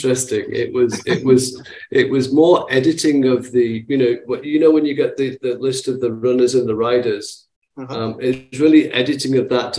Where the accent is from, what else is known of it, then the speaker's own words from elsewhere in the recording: Manchester, North West England, United Kingdom; So I'm originally from Manchester in England, and that's where I was born and brought up.